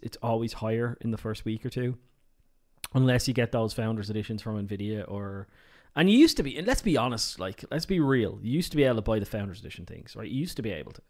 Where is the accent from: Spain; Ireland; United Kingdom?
Ireland; I'm Irish